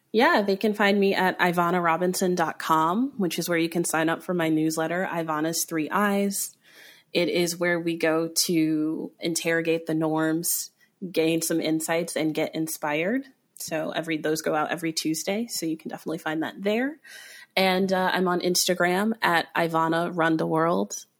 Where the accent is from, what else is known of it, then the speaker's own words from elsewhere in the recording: Aurora, Colorado, United States; I grew up in Aurora, Colorado.